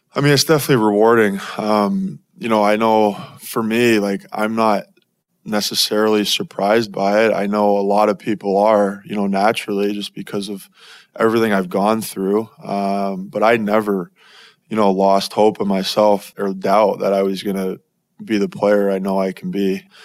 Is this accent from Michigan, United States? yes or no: no; Florida, United States; moved away as an adult; now in Arizona, United States; growing up in Florida